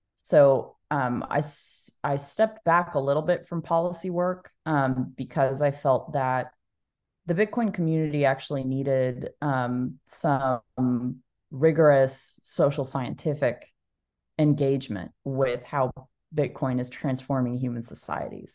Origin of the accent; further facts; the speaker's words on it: Dallas, Texas, United States; I was born and raised in Dallas, Texas, um, and I'm still here today